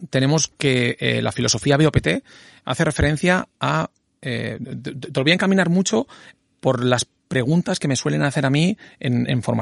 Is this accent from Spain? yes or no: yes; Don Benito, Extremadura, Spain; me examiné en, eh, en, eh, Extremadura, en Don Benito. ¿Yo soy de Don Benito? Pues en Don Benito